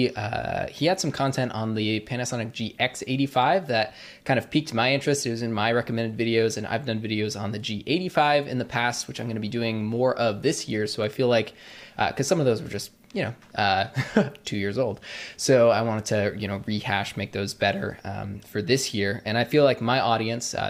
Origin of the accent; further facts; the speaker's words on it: Vermont, United States; moved away; I'm actually originally from Vermont